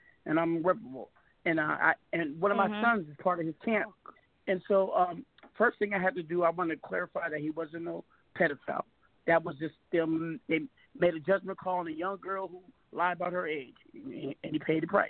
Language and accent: English; Seattle, Washington, United States; I'm West Coast, I'm from Seattle